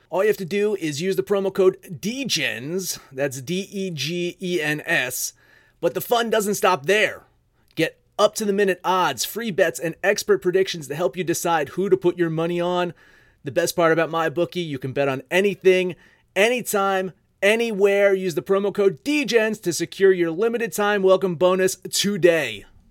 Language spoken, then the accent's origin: English; New Jersey, United States; I'm from New Jersey